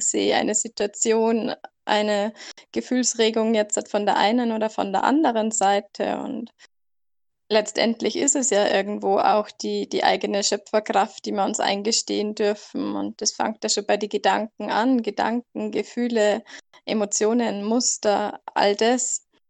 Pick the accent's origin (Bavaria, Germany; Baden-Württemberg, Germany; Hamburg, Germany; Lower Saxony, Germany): Bavaria, Germany; near the border by Salzburg; ich komme aus Deutschland, ganz grenznah kurz vor Salzburg